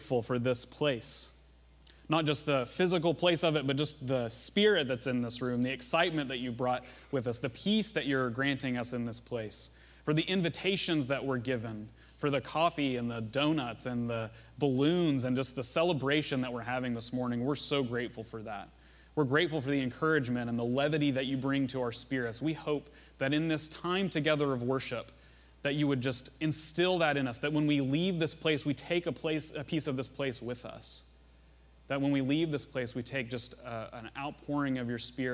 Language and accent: English; Russellville, Arkansas, United States; in the hometown I grew up in Arkansas, Russellville.